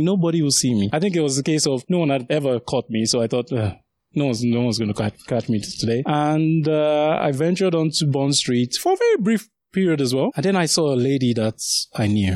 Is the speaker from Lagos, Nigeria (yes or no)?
yes; Lagos, Nigeria; also born or lived in Sagamu, Ogun State, Nigeria; now in United Kingdom; I grew up in the south, initially in a place called Sagamu, which is in Ogun State. And then after that, we moved to Lagos, where I spent most of my sort of youth